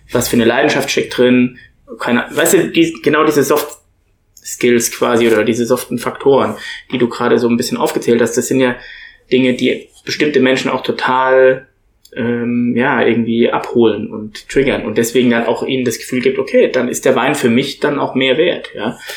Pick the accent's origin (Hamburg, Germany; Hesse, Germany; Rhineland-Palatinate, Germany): Rhineland-Palatinate, Germany; Bad Dürkheim; Wir kommen ja beide aus Bad Dürkheim.